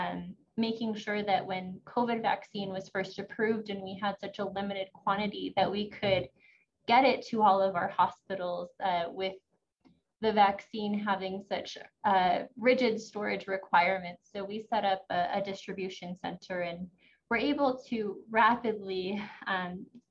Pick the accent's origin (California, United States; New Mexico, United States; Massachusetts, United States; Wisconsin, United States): New Mexico, United States; Santa Fe; I was born and raised here in Santa Fe, New Mexico